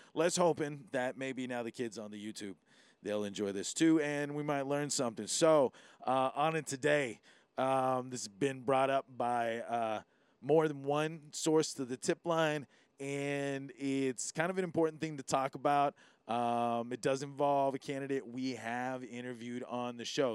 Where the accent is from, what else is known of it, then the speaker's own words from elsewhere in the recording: Hawaii, United States; being Hoppa, you really understand what it is to be tested as being Hawaiian sometimes